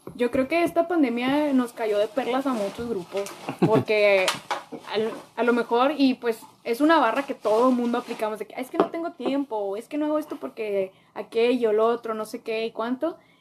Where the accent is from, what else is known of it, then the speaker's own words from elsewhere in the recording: Piedras Negras, Coahuila, Mexico; yo soy de Piedras Coahuila